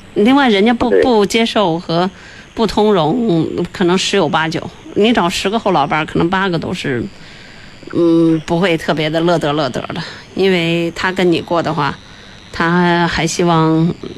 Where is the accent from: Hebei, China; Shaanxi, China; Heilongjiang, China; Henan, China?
Hebei, China; 我也是河北人